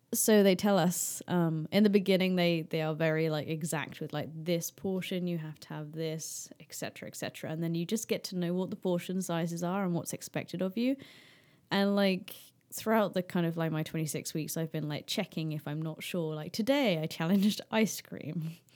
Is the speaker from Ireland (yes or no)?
no; United Kingdom